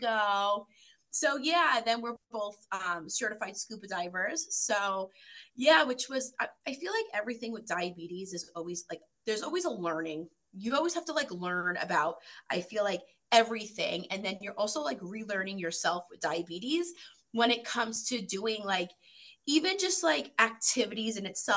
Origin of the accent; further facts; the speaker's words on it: New York, United States; moved away as an adult; now in Michigan, United States; I live in Michigan and I've been here for about 7 years, originally from New York